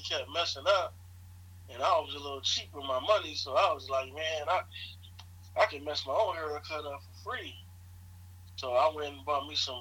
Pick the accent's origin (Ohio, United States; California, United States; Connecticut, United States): California, United States; Los Angeles; also born or lived in San Bernardino, California; I was born in Los Angeles, California. Lived there until maybe my teenage years and moved to San Bernardino, California